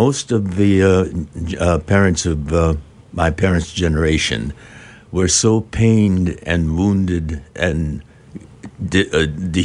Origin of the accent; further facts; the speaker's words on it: Southern California, United States; also born or lived in Arkansas; We're from Southern California